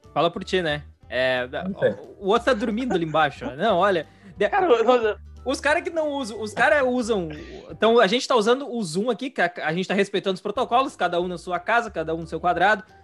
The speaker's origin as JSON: {"language": "Portuguese", "region": "Rio Grande do Sul", "country": "Brazil", "said": "a gente é do Rio Grande do Sul"}